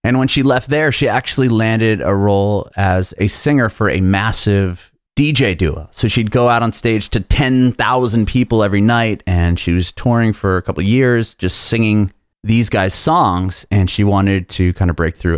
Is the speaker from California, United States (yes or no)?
yes; San Diego, California, United States; moved away as an adult; now in Nashville, United States; I'm a California kid, born and raised there. I lived there my whole life up until about a year ago.